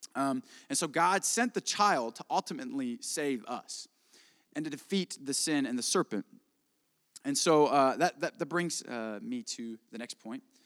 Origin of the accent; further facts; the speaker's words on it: Indiana, United States; I am from Indiana